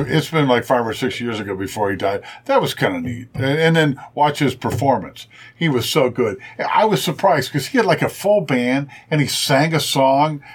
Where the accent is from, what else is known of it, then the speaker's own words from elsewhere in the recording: Springfield, Ohio, United States; also born or lived in Indianapolis; now in Cincinnati, United States; I grew up in Springfield, Ohio